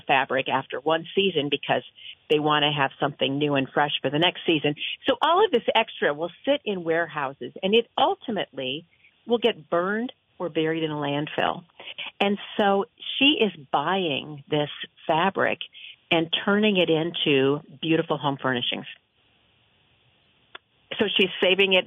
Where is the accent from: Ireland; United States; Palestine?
United States; Midwest; now in Vermont, United States; I grew up in the Midwest, as did my husband